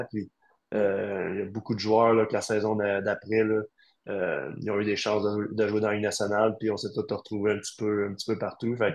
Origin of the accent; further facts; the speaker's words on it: Quebec, Canada; vraiment pris sous son nez en tant que Québécois.